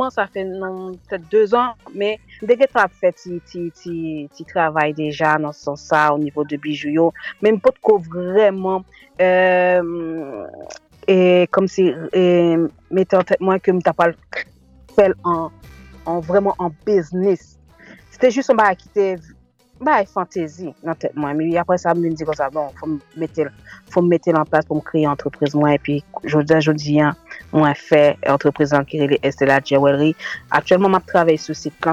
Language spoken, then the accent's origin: Haitian Creole; France; also born or lived in Haiti (born); a laj de 4 an, mwen kite Haiti, maman mwen fè mwen rentre en France, e se la ke mwen grandi, mwen fè etrin mwen, e jiska mennen, e mwen vive la, mwen fè ti mouna, tout ba, e mwen isi en France.